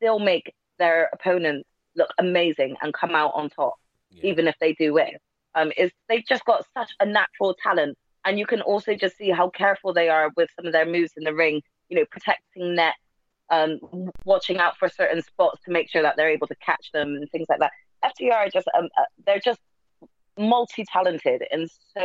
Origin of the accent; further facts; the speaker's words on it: United Kingdom; for us Brits